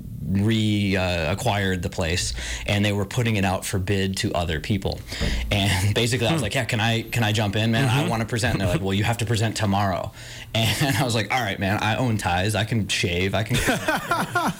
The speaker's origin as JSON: {"language": "English", "town": "Orchard Park", "region": "New York", "country": "United States", "tie": "born or raised there", "also_born_or_lived": "New Hampshire", "moved": "as an adult", "lives_now": "Montana, United States", "said": "I grew up in Orchard Park, New York."}